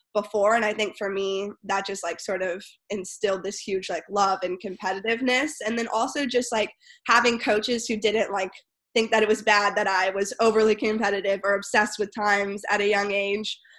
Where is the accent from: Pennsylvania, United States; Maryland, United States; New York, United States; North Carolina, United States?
North Carolina, United States; Winston-Salem; moved away as an adult; also born or lived in Charlotte, North Carolina; now in San Diego, United States; I grew up in Winston Salem, um, North Carolina, and then I moved to Charlotte, North Carolina, when I was 14